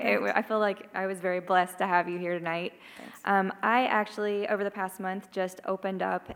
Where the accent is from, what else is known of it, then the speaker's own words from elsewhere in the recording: Nashville, Tennessee, United States; also born or lived in Pacific Northwest; now in Oregon, United States; I'm from Nashville.